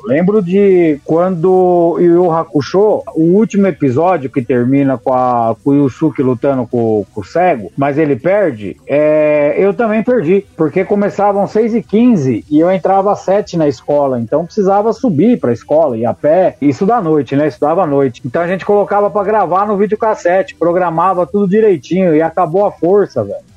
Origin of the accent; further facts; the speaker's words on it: São Paulo, Brazil; eu sou de São Paulo, a gente tinha a TV Gazeta